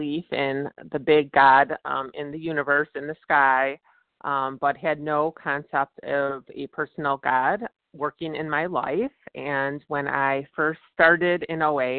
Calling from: Virginia, United States; I'm calling from Virginia.

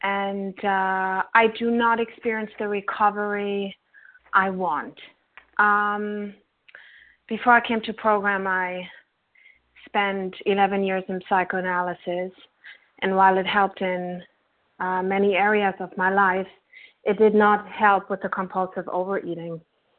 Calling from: New York City, New York, United States; Hi, I'm calling from Brooklyn, New York.

